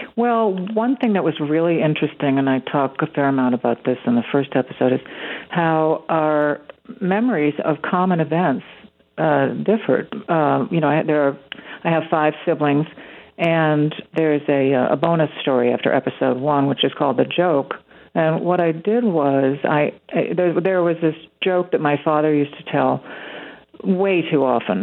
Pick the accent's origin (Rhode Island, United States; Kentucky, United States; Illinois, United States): Illinois, United States; Winnetka; my hometown